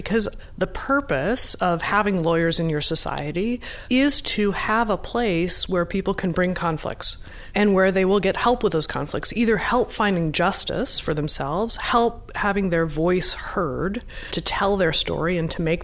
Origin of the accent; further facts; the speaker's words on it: Nebraska, United States; also born or lived in Iowa; I grew up in Nebraska and Iowa in the evangelical church.